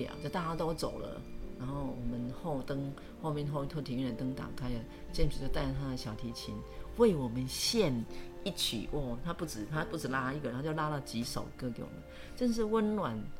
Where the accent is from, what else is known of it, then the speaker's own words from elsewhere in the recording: Dongshi, Yunlin County, Taiwan; 然后那一趟我还。记得是要去我的故乡